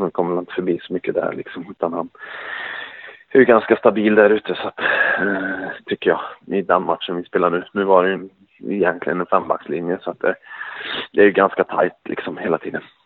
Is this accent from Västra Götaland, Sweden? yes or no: yes; Skövde, Västra Götaland, Sweden; jag bor i Skövde ja. Så nu är det på hemmaplan där vi kommer ifrån